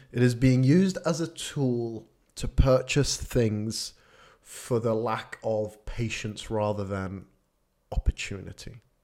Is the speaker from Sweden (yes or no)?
yes; Sweden; moved away; I, I grew up in Sweden